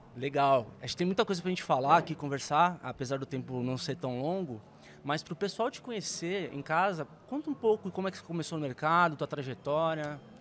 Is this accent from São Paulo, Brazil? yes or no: yes; Santos, São Paulo, Brazil; eu já nasci em Santos, aqui em São Paulo